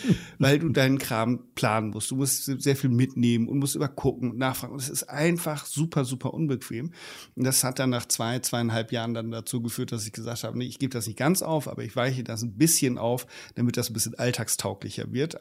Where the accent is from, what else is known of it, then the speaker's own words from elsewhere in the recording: Germany; bei uns in Deutschland